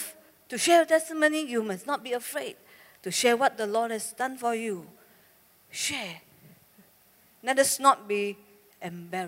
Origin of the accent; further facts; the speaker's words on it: Malaysia; I'm from Malaysia